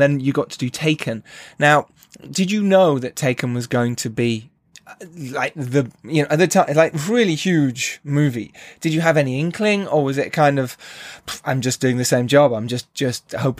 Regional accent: United Kingdom; because we're British, we kind of go

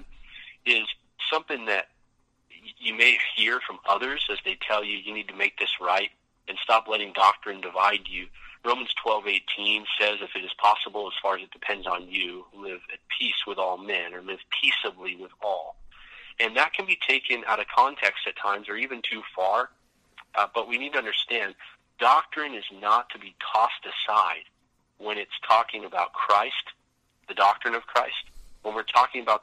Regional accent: Vancouver, British Columbia, Canada; We're in my house in Vancouver, the house I grew up

